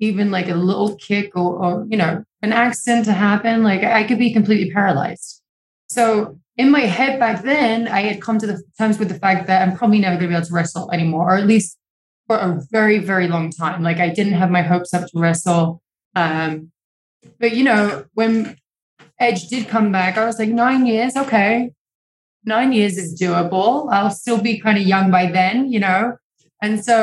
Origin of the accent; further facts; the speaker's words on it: England, United Kingdom; now in Los Angeles, United States; I'm from England. It always rains over there.